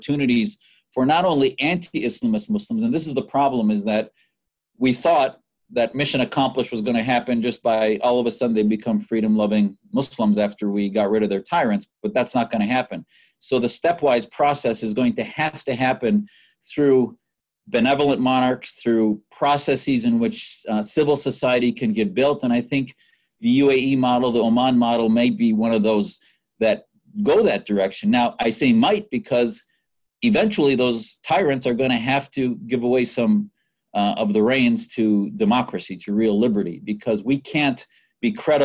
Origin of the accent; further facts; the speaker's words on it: Wisconsin, United States; growing up in Wisconsin